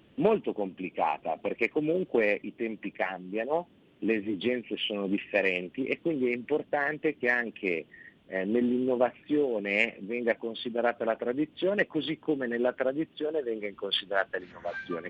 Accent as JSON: {"language": "Italian", "region": "Piedmont", "country": "Italy", "said": "Io sono piemontese"}